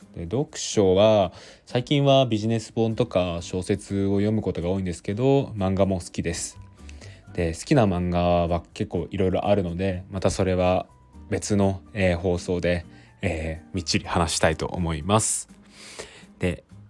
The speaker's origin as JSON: {"language": "Japanese", "town": "Toyota", "region": "Aichi", "country": "Japan", "tie": "born or raised there", "moved": "as an adult", "lives_now": "Tokyo, Japan", "said": "出身は愛知県の豊田市になります"}